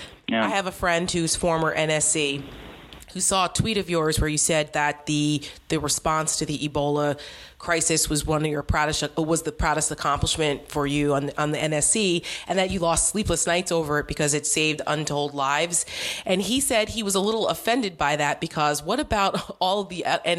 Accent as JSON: {"language": "English", "region": "New Jersey", "country": "United States", "said": "Cause I'm from New Jersey. Yeah. And I lived in New Jersey at the time."}